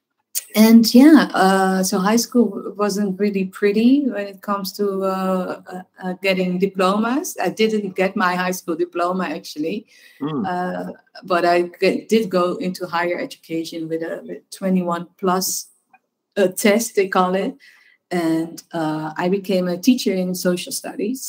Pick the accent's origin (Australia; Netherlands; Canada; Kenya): Netherlands; Amsterdam, North Holland; I'm born and raised in Amsterdam